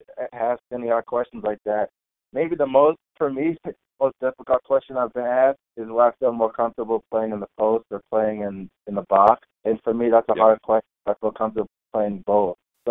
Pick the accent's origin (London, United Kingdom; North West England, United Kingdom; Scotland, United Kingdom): London, United Kingdom; born there; now in Massachusetts, United States; Like you said, I was born in London. I live in Massachusetts right now.